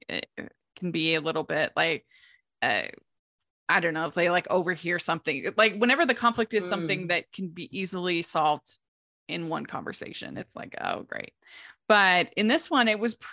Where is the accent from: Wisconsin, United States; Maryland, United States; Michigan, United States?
Maryland, United States; I grew up in Maryland.